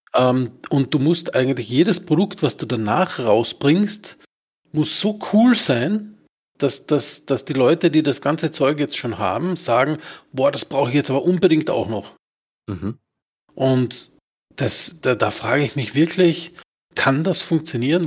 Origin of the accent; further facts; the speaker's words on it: Austria; bei uns in Österreich